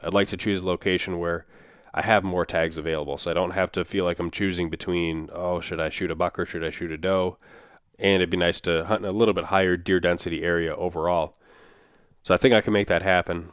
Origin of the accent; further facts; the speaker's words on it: Minnesota, United States; my home state of Minnesota